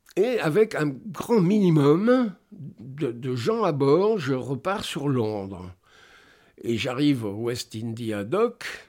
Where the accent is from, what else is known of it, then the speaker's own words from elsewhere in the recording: France; Je suis français